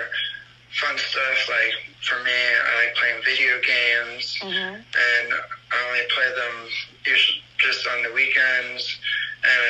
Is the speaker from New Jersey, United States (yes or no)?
yes; New Jersey, United States; now in Pennsylvania, United States; I live in Pennsylvania. I was born in New Jersey, and I have one older brother